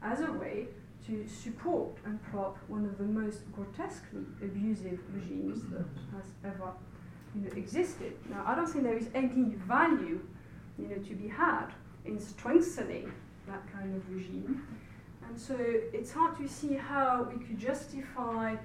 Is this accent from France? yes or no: yes; France; accent: French; English is a second language; now in United Kingdom; I'm very aware of my French accent